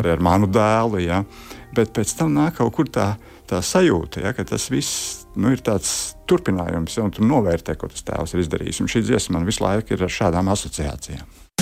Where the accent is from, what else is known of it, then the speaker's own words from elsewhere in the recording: Riga, Latvia; also born or lived in Kurzeme; es nāku no Rīgas